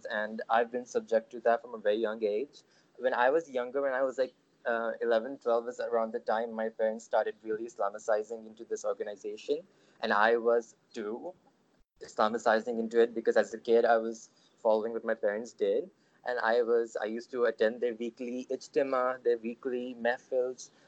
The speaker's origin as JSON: {"language": "English", "region": "Sharjah", "country": "United Arab Emirates", "tie": "born or raised there", "also_born_or_lived": "Pakistan", "said": "so, I was born in Pakistan to not a conservative family my family is quite modern from a certain perspective, but when I was about five years old, my parents moved to the UAE, um, particularly Sharjah, which is a city in the UAE."}